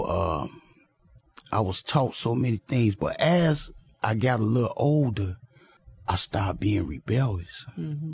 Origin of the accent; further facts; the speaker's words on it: Chicago, Illinois, United States; I was born in Chicago, Illinois, to a single parent mother